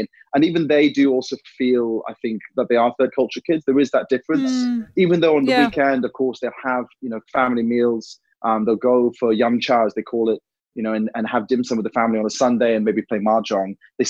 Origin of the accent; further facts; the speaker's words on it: Hong Kong; So, you know, growing up in Hong Kong, it was a very special time because, you know, when your families or your parents are civil servants, back then actually you had a fantastic life